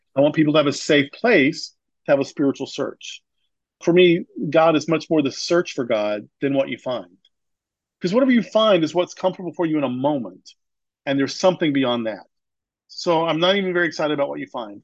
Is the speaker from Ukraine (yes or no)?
no; the Bible Belt, United States; I grew up in the Bible Belt.